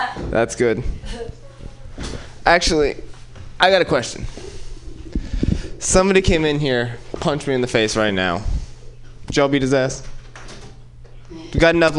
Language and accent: English; Oakland, California, United States; I'm from West Oakland.